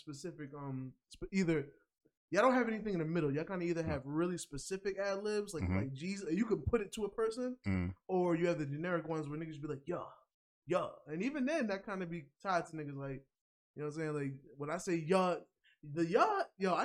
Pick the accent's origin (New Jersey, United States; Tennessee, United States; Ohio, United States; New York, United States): New York, United States; I directly understood it as a New Yorker